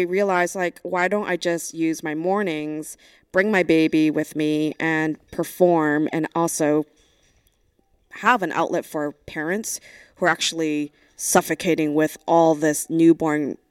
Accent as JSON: {"language": "English", "town": "Brooklyn", "region": "New York", "country": "United States", "also_born_or_lived": "Vancouver", "said": "I'm originally from Brooklyn"}